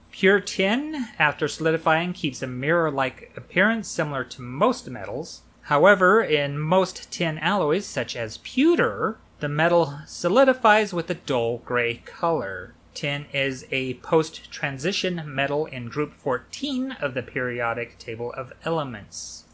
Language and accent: English; United States; that's the thing about being American